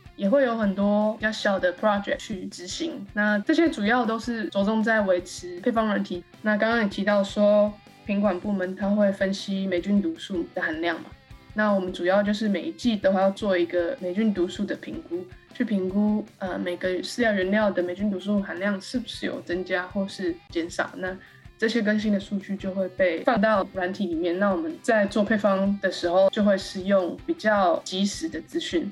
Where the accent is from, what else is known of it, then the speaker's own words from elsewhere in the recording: Taiwan; moved away as an adult; also born or lived in Taichung; now in Netherlands; 我是台湾人，然后我之前从中心大学毕业，读中心大学动物科学系